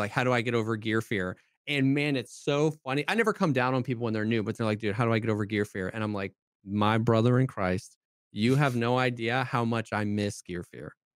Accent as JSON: {"language": "English", "region": "Florida", "country": "United States", "tie": "born or raised there", "also_born_or_lived": "South Carolina", "moved": "yes", "said": "I grew up in Florida, I moved to South Carolina"}